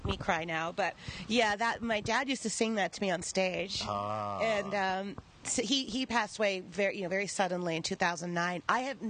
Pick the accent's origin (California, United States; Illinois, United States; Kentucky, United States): California, United States; Los Angeles; We grew up on Spanish architecture in L.A.